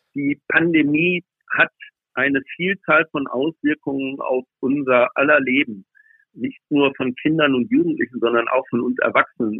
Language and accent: German; Schleswig-Holstein, Germany; aus meiner Heimat aus Schleswig-Holstein